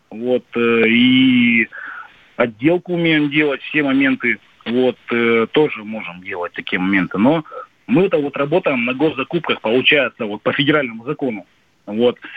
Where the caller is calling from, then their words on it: Vologda, Vologda Oblast, Russia; Да, мы из Волги. Вологда.